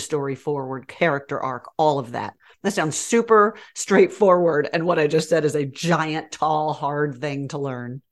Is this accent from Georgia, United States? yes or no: yes; Georgia, United States; accent: southern; also born or lived in New York; now in Texas, United States; I was raised in Georgia and I will get all southern on ya